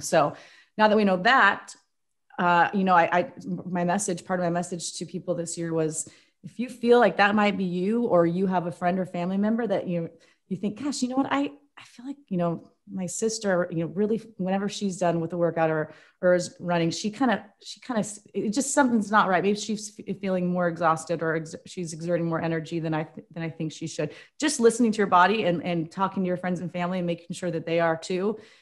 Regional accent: Spokane, Washington, United States; also born or lived in Indiana; now in Portland, United States; I'm from Spokane

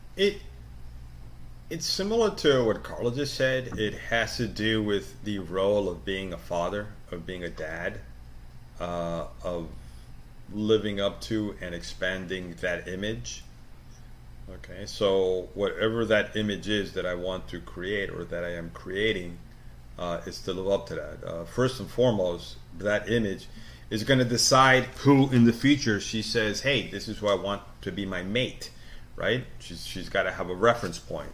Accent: New York, United States; born or raised there; also born or lived in South America

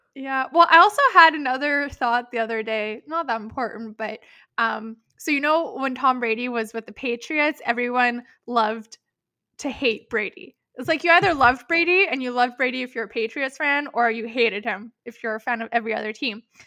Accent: Canada; we're Canadian

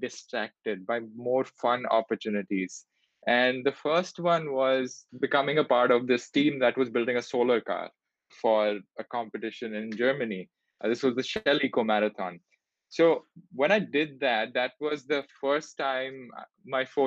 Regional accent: Delhi, India; moved away as an adult; also born or lived in Singapore; I grew up in Delhi in India

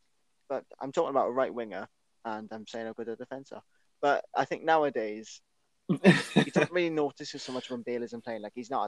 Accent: Wales, United Kingdom; I absolutely love to see as a Welsh football

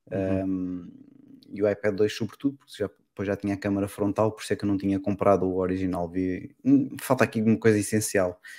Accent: Portugal; accent: Lisbon, with traces of Alentejo; Eu tenho um sotaque que é mistura de eh, agora é praticamente Lisboeta, mas ainda tem ali uns toques de vez em quando alentejano, muito pouco, mas ainda tem.

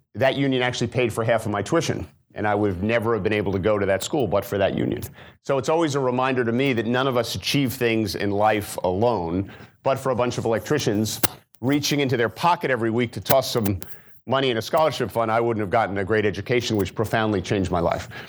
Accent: New Jersey, United States; moved away as an adult; also born or lived in Maryland; I'm from New Jersey originally. I grew up in a blue-collar family.

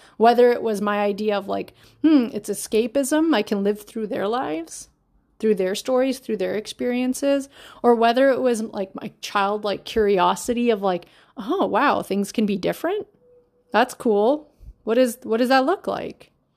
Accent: Canada; I'm always the kid that was born here

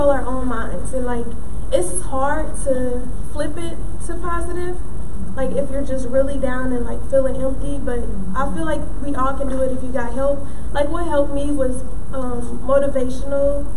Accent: Dayton, Ohio, United States; I'm an artist from Dayton, Ohio

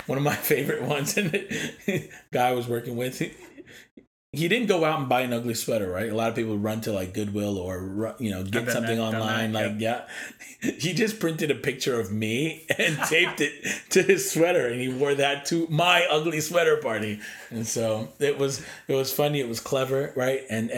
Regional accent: East Coast, United States; And I'm from the East Coast and I'm not going to lie, like it was hard.

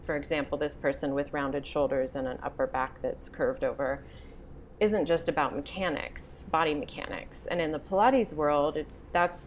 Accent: Boulder, Colorado, United States; I grew up in Boulder

